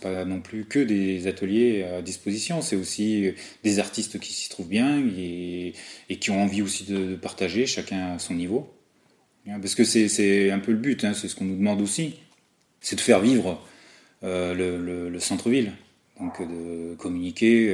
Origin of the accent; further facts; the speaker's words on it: Avignon, Provence-Alpes-Côte d'Azur, France; also born or lived in Soissons, Aisne, France; Je suis arrivé en Avignon euh, à l'âge de 9 ans. Je suis né à Soissons, dans l'Aisne